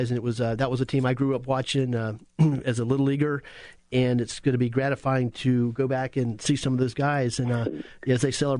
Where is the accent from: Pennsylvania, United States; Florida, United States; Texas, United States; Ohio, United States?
Florida, United States; Apopka; you're growing up in Apopka